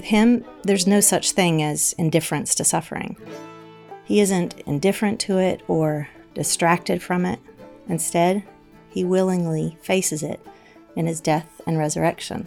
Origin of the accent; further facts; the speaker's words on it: the American South, United States; I grew up in the American South, where most of the 780 Confederate statues in America can be found.